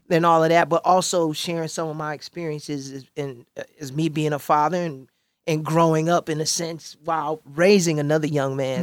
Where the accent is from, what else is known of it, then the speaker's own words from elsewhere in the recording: Chicago, Illinois, United States; speaking as a Chicagoan